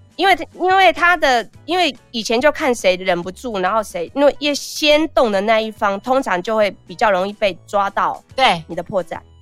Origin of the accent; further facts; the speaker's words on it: Taixi, Yunlin County, Taiwan; 我是出生在所谓的黑道的故乡，就台西